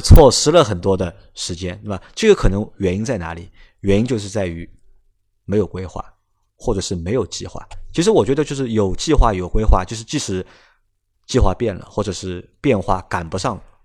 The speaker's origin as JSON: {"language": "Chinese", "region": "Shanghai", "country": "China", "first_language": "Shanghainese", "second_language": "Chinese", "said": "上海话作为我们的母语，对吧？就是我们希望，因为我们作为上海人"}